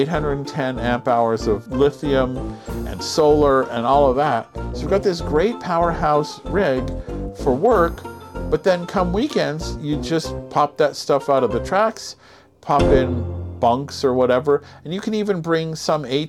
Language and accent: English; California, United States; moved away; We're not from California anymore